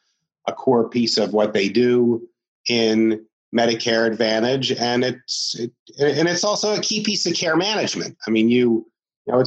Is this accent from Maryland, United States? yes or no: yes; Maryland, United States; I'm from Maryland